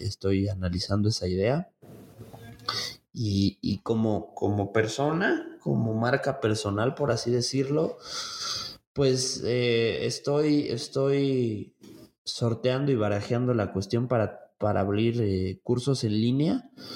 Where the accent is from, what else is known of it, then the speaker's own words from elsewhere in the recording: Mexico City, Mexico; now in Tlaxcala, Mexico; yo soy oriundo de la Ciudad de México, entonces allá, allá, allá crecí la mitad de mi vida soy tlaxcalteca ya por adopción